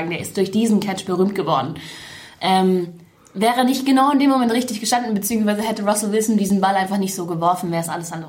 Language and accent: German; Munich, Bavaria, Germany; ich bin in München aufgewachsen